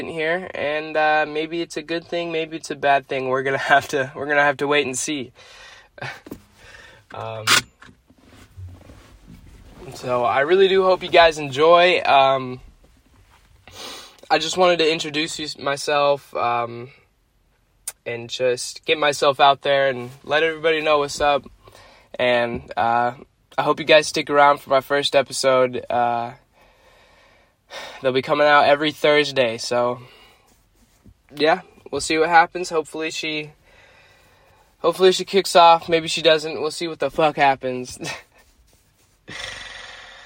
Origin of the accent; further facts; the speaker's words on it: South Florida, United States; I'm from South Florida. I've lived here my whole life, homegrown